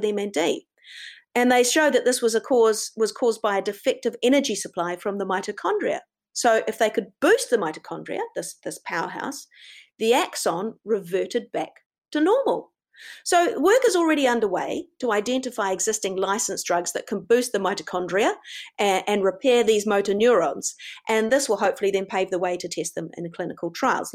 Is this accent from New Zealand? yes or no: yes; New Zealand; I'm a Kiwi